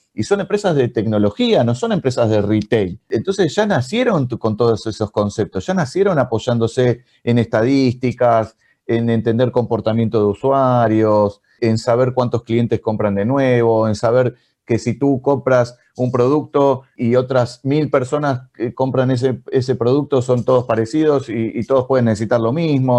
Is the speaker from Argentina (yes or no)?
yes; Argentina; en Argentina, de donde nacimos